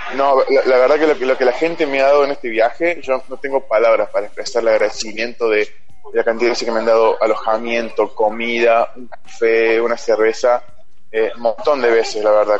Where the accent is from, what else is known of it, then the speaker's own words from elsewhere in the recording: Río Cuarto, Córdoba, Argentina; moved away as an adult; Soy de Río Cuarto, claro, pero después este, a los 18 me fui para Córdoba Capital